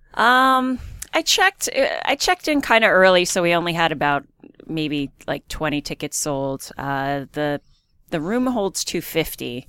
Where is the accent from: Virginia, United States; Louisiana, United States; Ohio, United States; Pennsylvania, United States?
Pennsylvania, United States; Easton; I'm from Easton